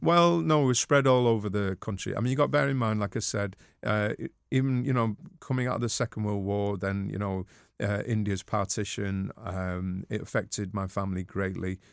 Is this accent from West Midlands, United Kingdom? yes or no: no; Manchester, North West England, United Kingdom; I'm a Mancunian